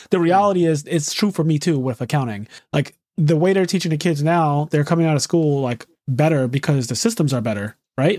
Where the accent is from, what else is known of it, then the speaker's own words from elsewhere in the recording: Philadelphia, Pennsylvania, United States; a person who was born and raised in Philadelphia, never lived anywhere else in my life